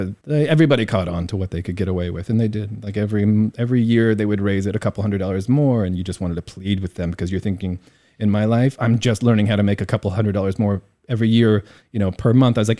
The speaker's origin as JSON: {"language": "English", "region": "Midwest", "country": "United States", "tie": "born or raised there", "said": "I grew up in the Midwest, like I said."}